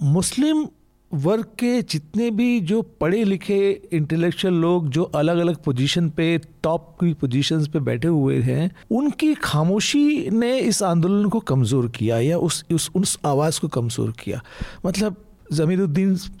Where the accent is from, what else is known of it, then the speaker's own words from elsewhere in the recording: Uttarakhand, India; मैं उत्तराखंड का रहने वाला हूँ